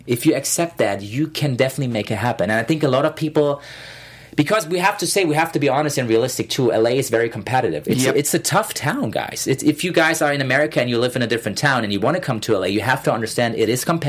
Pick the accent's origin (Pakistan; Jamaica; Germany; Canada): Germany; Berlin; English is a second language; moved away as an adult; now in Los Angeles, United States; I'm from Berlin.